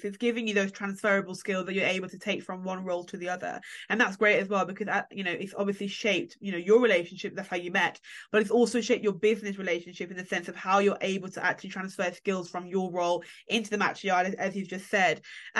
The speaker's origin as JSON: {"language": "English", "country": "Jamaica", "said": "as a Jamaican myself, again, I'm familiar with yard"}